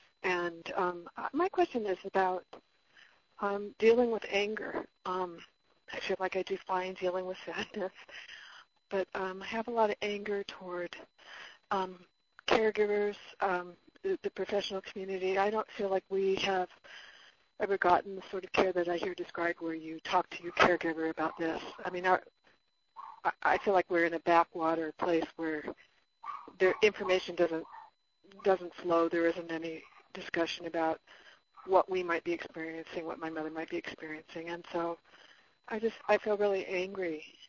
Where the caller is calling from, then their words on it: Oregon, United States; also born or lived in Murrieta, California; I'm calling from Murrieta, California, and I actually live in Oregon. And I have moved down here to care for my mother, and I've been here since August.